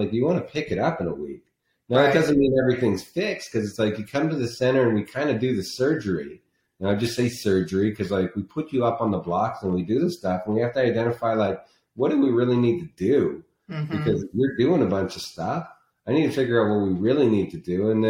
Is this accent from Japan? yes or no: no; Canada; now in Scottsdale, United States; When I came from Canada and moved down here because of snow